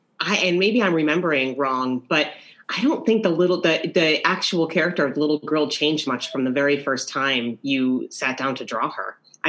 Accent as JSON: {"language": "English", "region": "New York", "country": "United States", "said": "To me, that is what the spirit of being a New Yorker is all about, is these shared experiences with people that you don't even know."}